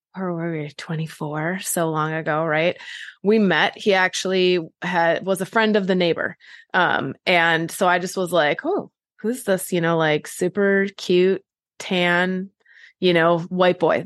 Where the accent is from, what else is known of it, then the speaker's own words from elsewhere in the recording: Wisconsin, United States; moved away as an adult; also born or lived in California; I grew up in Wisconsin, but then I moved to California for college